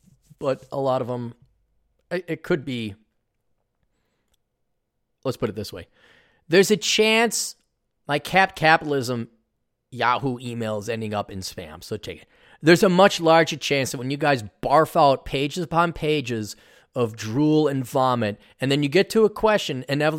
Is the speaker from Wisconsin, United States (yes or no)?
yes; Milwaukee, Wisconsin, United States; born there; By the way, I was born in Milwaukee.